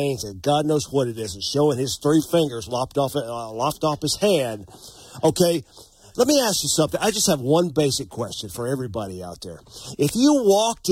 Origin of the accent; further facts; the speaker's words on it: North Carolina, United States; now in Montana, United States; my home state of North Carolina